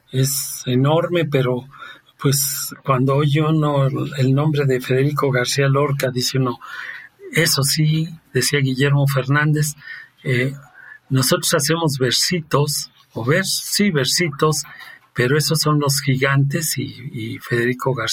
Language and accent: Spanish; Rome, Lazio, Italy; Spanish is a second language; now in Toluca, Mexico; y yo siendo italiano, eh, él en Florencia y yo en Roma